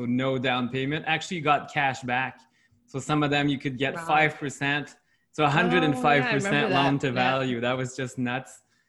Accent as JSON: {"language": "English", "country": "Canada", "first_language": "French", "said": "like we're not Quebecois, even though French is my first language. But in Quebec, it's very different."}